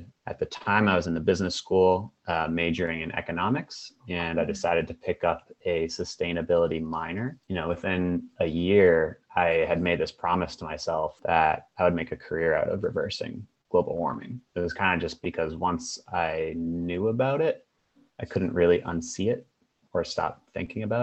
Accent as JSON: {"language": "English", "town": "Boston", "region": "Massachusetts", "country": "United States", "moved": "yes", "lives_now": "Seattle, United States", "said": "I'm from the Boston, Massachusetts area, but I am currently in Seattle."}